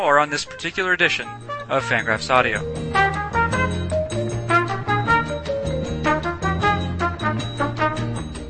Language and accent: English; New Hampshire, United States; I am from New Hampshire